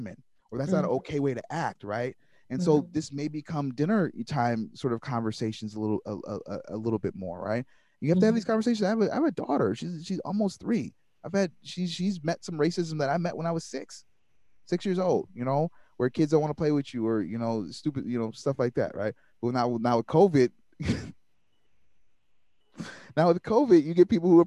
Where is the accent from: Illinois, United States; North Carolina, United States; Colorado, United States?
Illinois, United States; Waukegan; also born or lived in Kenosha, Wisconsin; I'm from Waukegan, Illinois